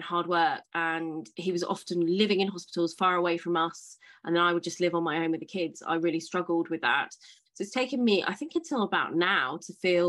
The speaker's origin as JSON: {"language": "English", "town": "Marlow", "region": "South East England", "country": "United Kingdom", "tie": "born or raised there", "also_born_or_lived": "Edinburgh / Somerset", "moved": "as an adult", "said": "I'm from a place called Marlow, which is kind of like Henley, Reading, Slough, Windsor, that kind of area. And I grew up there"}